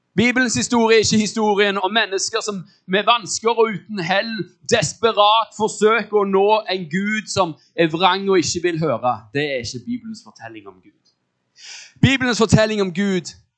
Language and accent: Norwegian; Norway